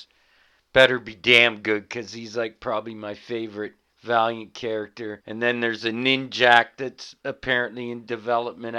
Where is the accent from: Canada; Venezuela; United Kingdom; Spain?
Canada; we're Canadian here at this podcast